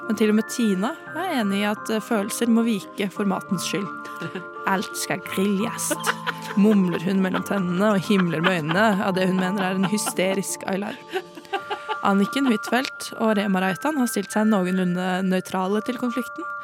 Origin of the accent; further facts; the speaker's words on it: Vang, Innlandet, Norway; Nei, altså ta meg med dit uh, jeg kommer fra. Det er uh, Vang i Valdres.